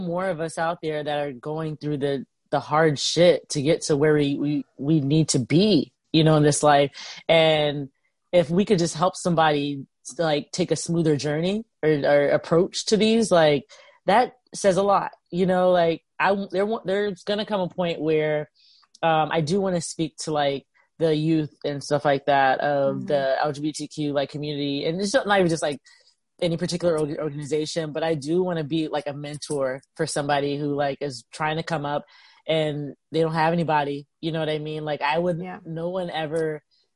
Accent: the South, United States; moved away; I'm from the South

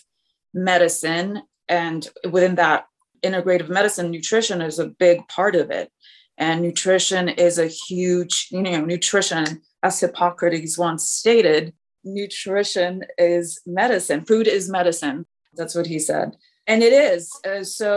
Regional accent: Poland; moved away; I was born in Poland. I came over when I was younger

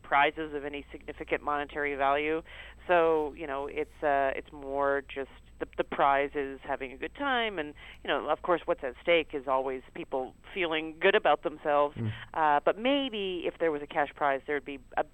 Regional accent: Canada; I grew up in Canada

